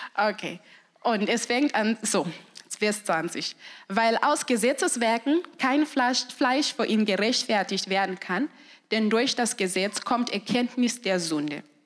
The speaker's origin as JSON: {"language": "German", "country": "Zimbabwe", "second_language": "German", "moved": "as an adult", "lives_now": "Germany", "said": "Ich komme aus Zimbabwe"}